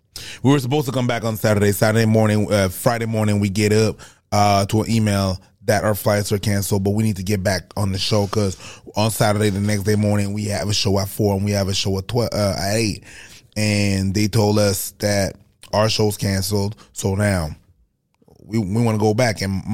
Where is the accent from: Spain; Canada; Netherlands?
Canada; Montreal, Quebec; now in Atlanta, United States; They know that we're from Montreal and I'm in Atlanta.